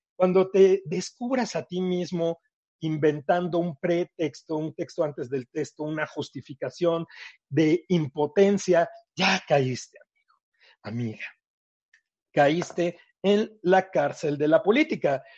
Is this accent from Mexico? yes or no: yes; Mexico; also born or lived in Thailand; Cuando yo llegué después de Tailandia, que regresé a México, y bueno, pues regresé, este, yo de vivir en un departamentote muy grandote